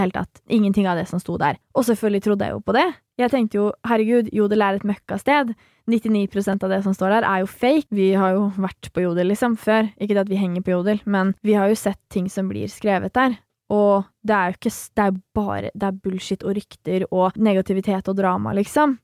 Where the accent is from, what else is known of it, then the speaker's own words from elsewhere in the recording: Nesodden, Akershus, Norway; jeg er fra Nesodden. Det er jo et lite sted